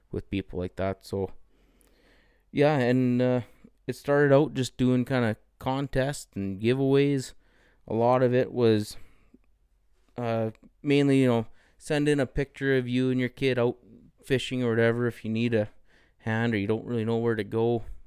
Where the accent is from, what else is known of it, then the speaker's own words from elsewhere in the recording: Canada; I grew up in the Peace region